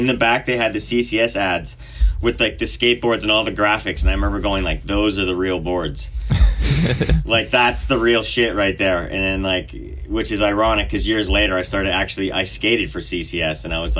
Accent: Vernon, British Columbia, Canada; Vernon, British Columbia.

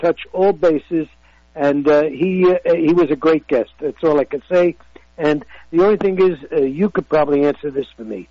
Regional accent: New York City, New York, United States; I'm from the Lower East Side.

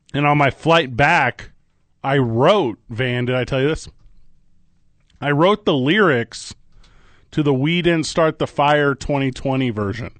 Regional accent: Midwest, United States; I grew up in the Midwest

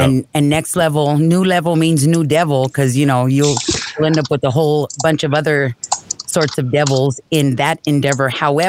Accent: South Valley, New Mexico, United States; South Valley.

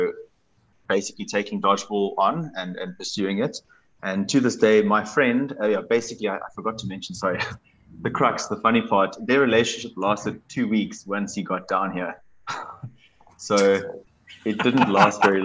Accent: Cape Town, Western Cape, South Africa; I'm from Cape Town, which is the best part of South Africa

